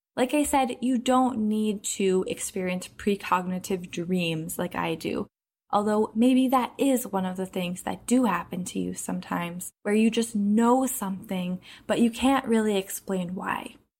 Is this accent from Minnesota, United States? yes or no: yes; Minneapolis, Minnesota, United States; I grew up in Minneapolis, where there's lots of lakes, over ten thousand apparently